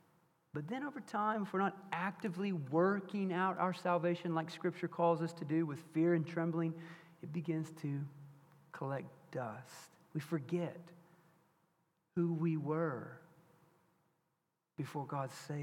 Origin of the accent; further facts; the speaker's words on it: Bryant, United States; my mom and dad had a trophy business when I was growing up in Bryant